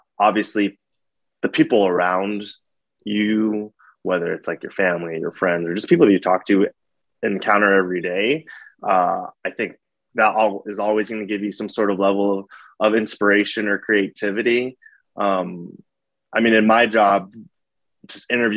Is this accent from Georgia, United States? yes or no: no; New York, United States; moved away as an adult; also born or lived in Jacksonville; now in Los Angeles, United States; I'm originally born in New York. I'm from New York